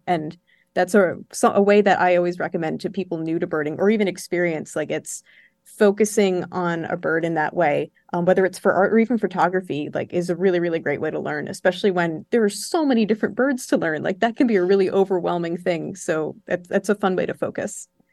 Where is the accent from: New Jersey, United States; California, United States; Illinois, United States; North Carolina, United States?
New Jersey, United States; moved away as an adult; also born or lived in Florida / Georgia; now in New York, United States; I'm from New Jersey, but I've spent the last six years in Florida and in Georgia